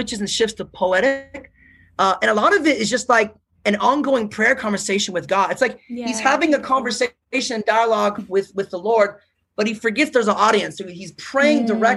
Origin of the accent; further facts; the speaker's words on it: United States; I'm American